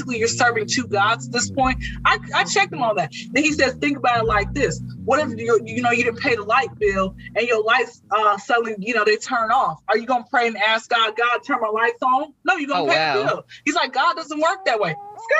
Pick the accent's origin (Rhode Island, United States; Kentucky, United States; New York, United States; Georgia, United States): Georgia, United States; I come from the Bible Belt, South Georgia, blah, we learned this in church.